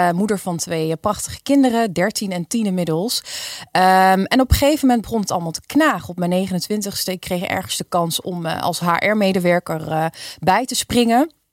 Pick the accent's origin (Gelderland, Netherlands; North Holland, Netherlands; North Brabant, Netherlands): Gelderland, Netherlands; Nijmegen; also born or lived in Wijchen; ik kom eh, oorspronkelijk uit Nijmegen. Kijk. Eh, ik woon in een wiegje, Wiegen, een dorpje daarnaast.